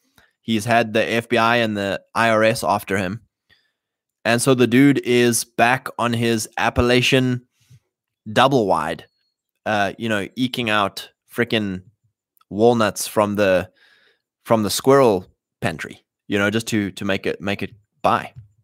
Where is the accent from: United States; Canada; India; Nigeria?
Canada; I'm Canadian.